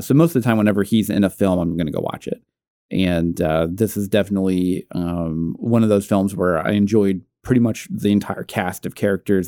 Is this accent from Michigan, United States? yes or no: no; Natick, Massachusetts, United States; I'm from Natick